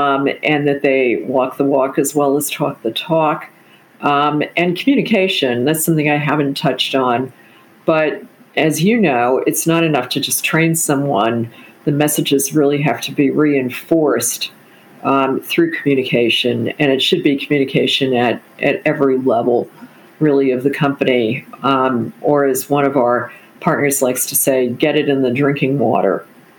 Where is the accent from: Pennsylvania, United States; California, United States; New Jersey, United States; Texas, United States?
Texas, United States; And as a Texan, you'll appreciate that.